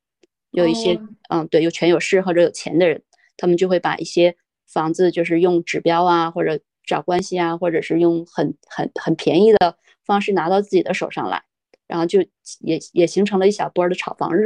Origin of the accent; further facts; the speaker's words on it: Hegang, Heilongjiang, China; 在之前我跟别人说我来自哪里的时候，基本上都会说是佳木斯，因为这个名字好像似乎还有人知道。我从来都不跟别人提我是鹤岗的